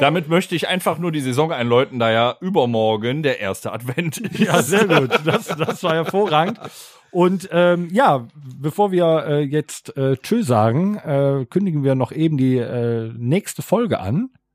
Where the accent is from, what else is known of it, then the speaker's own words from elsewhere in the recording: Rhineland, Germany; ich bin Rheinländer